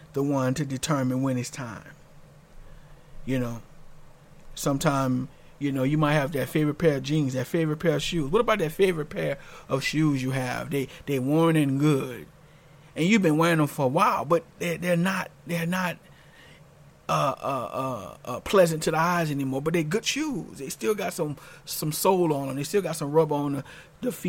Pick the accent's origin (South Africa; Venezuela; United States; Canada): United States; New Orleans, Louisiana; I'm from New Orleans, Louisiana, and I remember, you know, growing up there